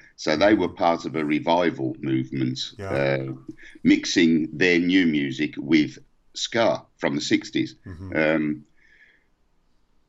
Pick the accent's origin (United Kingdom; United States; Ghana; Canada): United Kingdom; England; we're English